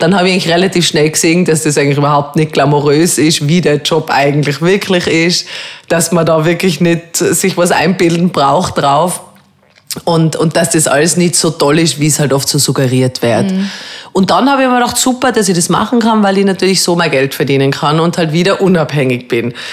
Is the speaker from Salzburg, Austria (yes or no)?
no; Telfs, Tyrol, Austria; also born or lived in Rum; ich bin ja in Tirol aufgewachsen und habe eigentlich eine sehr schöne Kindheit gehabt